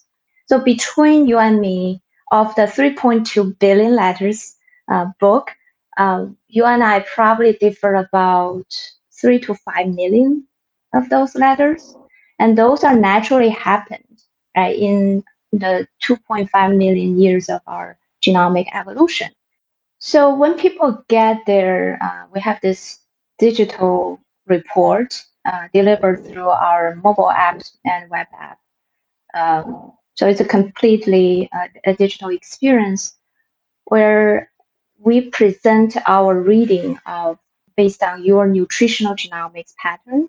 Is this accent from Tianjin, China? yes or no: yes; Tianjin, China; moved away as an adult; now in Milwaukee, United States; I went to Nankai University in my hometown